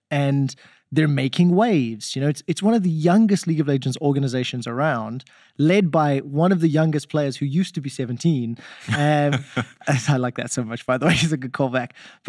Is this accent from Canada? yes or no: no; South Africa; as a South African here, right?